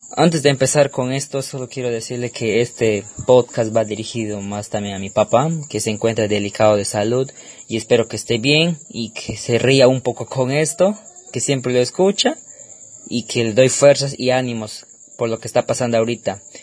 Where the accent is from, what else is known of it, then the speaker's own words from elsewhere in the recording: Tarapoto, San Martín, Peru; accent: dejo tarapotino; el dejo tarapotino